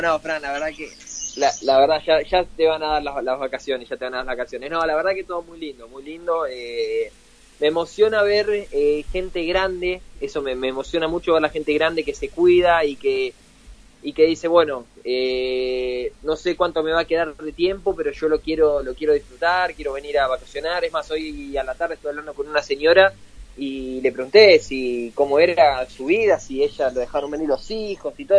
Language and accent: Spanish; Merlo, Buenos Aires Province, Argentina; uno le dice que de Merlo